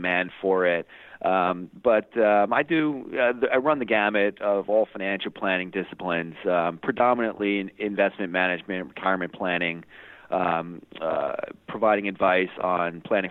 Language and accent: English; Hoboken, New Jersey, United States; I grew up here in the New York City metro area, Hoboken, New Jersey, to be specific